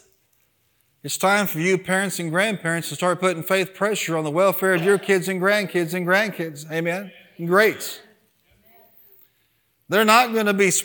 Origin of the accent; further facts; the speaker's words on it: United States; as an American.